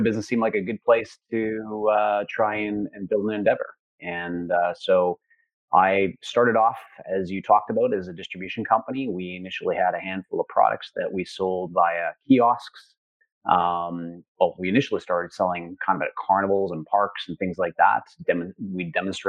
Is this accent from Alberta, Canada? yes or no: yes; Central Alberta, Canada; I grew up in Central Alberta.